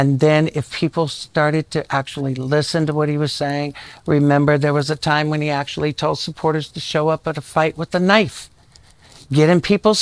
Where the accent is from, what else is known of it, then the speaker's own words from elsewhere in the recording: rural South Carolina, United States; I grew up in rural South Carolina